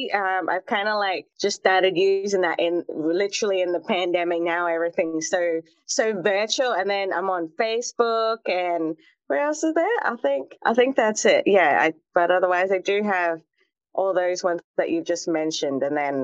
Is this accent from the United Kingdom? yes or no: no; Australia; in my hometown, we had a lot of international students. So it's a really remote part of Australia, actually.